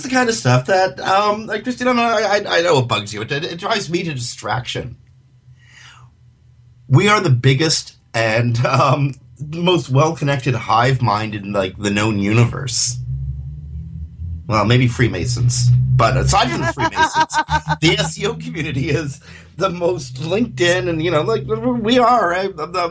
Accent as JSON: {"language": "English", "country": "Canada", "accent": "Canadian", "said": "in my Canadian accent"}